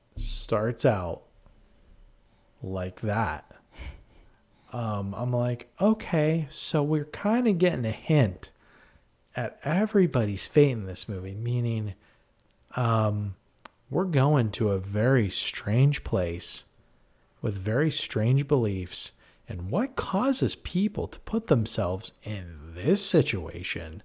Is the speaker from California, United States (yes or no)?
no; Western Pennsylvania, United States; we're Pennsylvanians and those are Western. We're from Western P